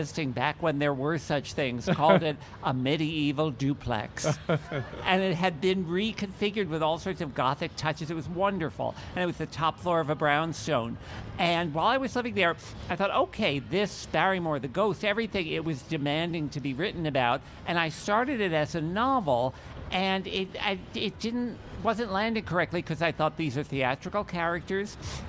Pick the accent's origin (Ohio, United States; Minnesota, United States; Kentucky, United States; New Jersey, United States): New Jersey, United States; Piscataway; I grew up in Piscataway, New Jersey, and my big Jewish family